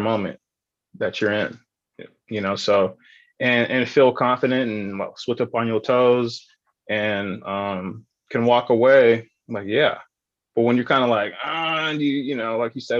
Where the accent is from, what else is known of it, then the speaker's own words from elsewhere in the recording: San Diego, California, United States; I grew up in Paradise Hill, Southeast San Diego